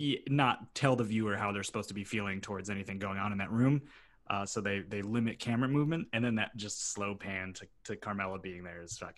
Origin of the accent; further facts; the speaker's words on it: Milford, Connecticut, United States; I'm a Milford boy.